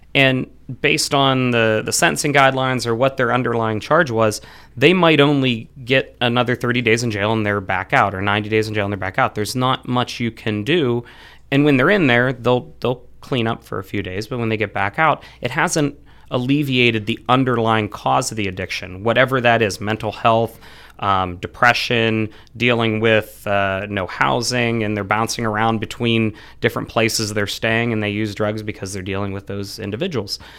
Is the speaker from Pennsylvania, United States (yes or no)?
yes; Frenchville, Pennsylvania, United States; also born or lived in Pittsburgh; I grew up in Frenchville, so the northeast part of Clearfield County